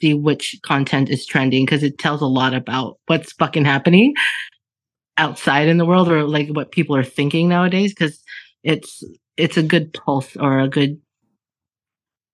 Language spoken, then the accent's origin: English; Alberta, Canada; I was born and raised in Alberta